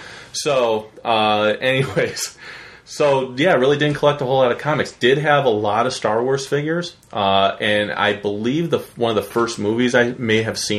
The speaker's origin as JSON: {"language": "English", "town": "Cleveland", "region": "Ohio", "country": "United States", "tie": "born or raised there", "said": "I was born and raised in the Cleveland area, Cleveland, Ohio area."}